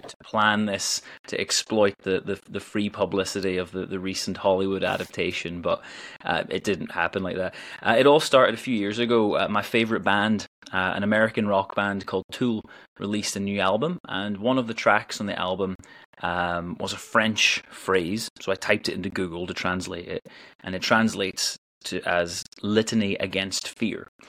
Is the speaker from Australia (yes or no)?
no; Northern Ireland, United Kingdom; now in Edinburgh, United Kingdom; I'm originally from Northern Ireland, but I've lived in Scotland uh, since 2005. Uh, I live in Edinburgh